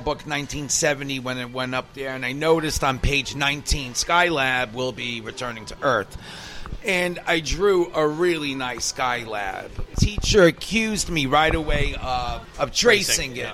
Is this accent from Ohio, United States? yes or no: no; New York City, New York, United States; also born or lived in Bronx, New York / Queens, New York; In the third grade, when I moved from the Bronx to Queens